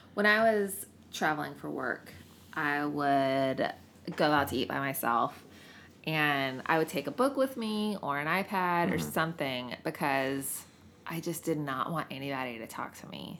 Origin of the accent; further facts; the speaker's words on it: the South, United States; especially being a woman and growing up in the South